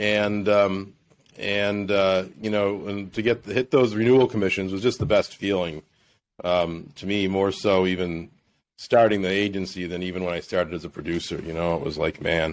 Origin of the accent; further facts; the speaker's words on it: Buffalo, New York, United States; also born or lived in Naples, Florida; my hometown, to Buffalo